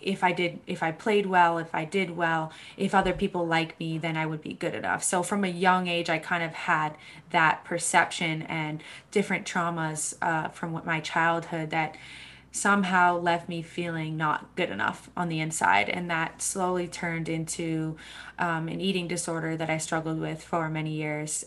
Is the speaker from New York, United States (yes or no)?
no; Boston, Massachusetts, United States; I grew up in Boston, Massachusetts